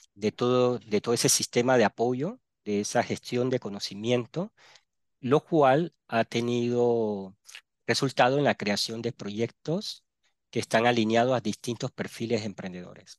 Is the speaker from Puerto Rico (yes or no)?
no; Panama City, Panama; also born or lived in Barranquilla, Colombia; yo soy natal de Barranquilla, Colombia, costa atlántica de Colombia, me crié en Panamá, en la ciudad de Panamá